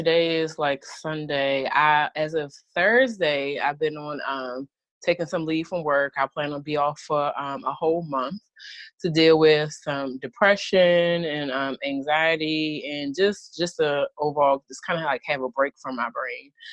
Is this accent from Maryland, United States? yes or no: yes; Baltimore, Maryland, United States; I'm just like from Baltimore. I grew up with drug addict parents.